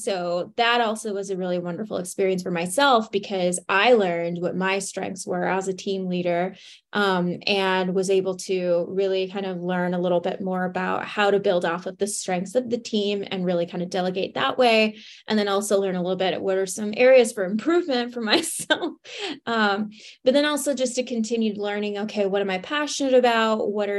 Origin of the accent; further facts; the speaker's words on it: Laredo, Texas, United States; So I am originally from Laredo, Texas, from the border, and ended up graduating from Texas State University with a degree in opera.